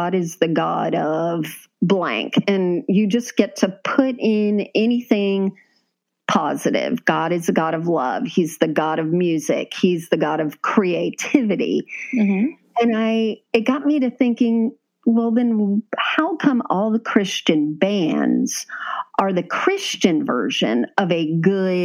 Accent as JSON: {"language": "English", "region": "Florida", "country": "United States", "tie": "born or raised there", "said": "We grew up in Florida"}